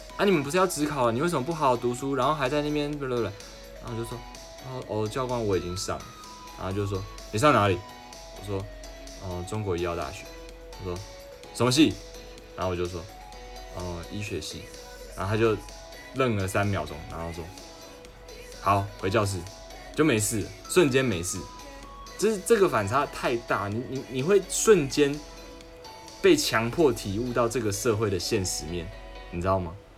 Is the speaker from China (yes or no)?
no; Taiwan; 我是台湾人